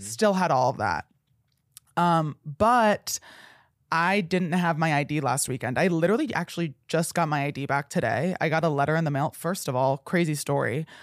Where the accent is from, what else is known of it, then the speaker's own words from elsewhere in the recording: New Jersey, United States; moved away; I told him I was from New Jersey